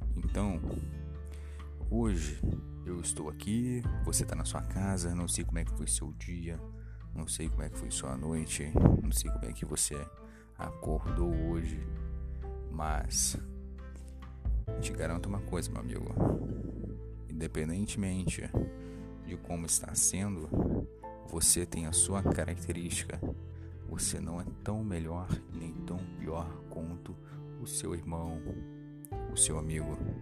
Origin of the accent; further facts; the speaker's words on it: Cachoeiro de Itapemirim, Espírito Santo, Brazil; Eu sou da cidade de Cachoeira de Tucumirim Espírito Santo